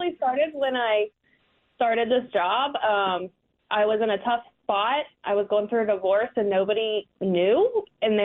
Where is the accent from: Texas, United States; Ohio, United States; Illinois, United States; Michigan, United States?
Ohio, United States; Lynchburg; I'm from Lynchburg.